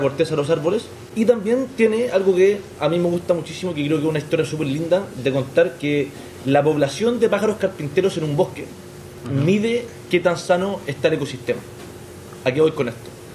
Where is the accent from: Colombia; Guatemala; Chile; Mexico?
Chile; moved away as an adult; also born or lived in Santiago, Chile; now in Madrid, Spain; soy chileno. Yo vivía en Santiago de Chile, en la capital